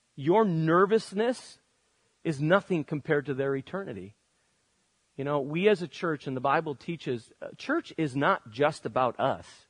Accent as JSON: {"language": "English", "country": "United States"}